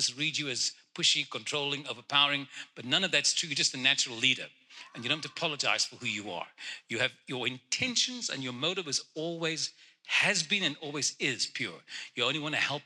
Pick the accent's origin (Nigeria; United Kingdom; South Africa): South Africa; Cape Town, Western Cape; first language Afrikaans; English is a second language; moved away; I was born in Cape Town